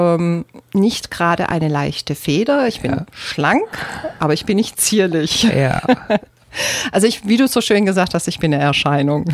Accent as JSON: {"language": "German", "country": "Germany", "said": "aus Deutschland durfte halt aus Deutschland raus"}